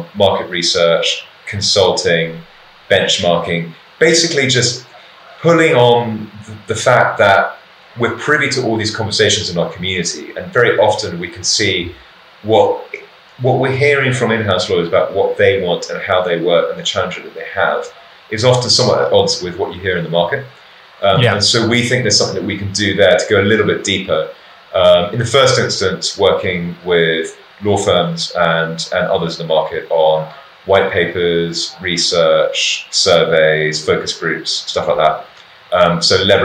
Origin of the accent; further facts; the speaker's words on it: London, United Kingdom; as a Londoner for all my life